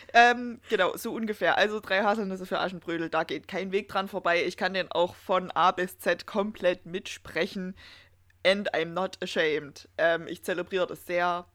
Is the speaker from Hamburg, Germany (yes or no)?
no; Erzgebirge, Saxony, Germany; bei uns im Erzgebirge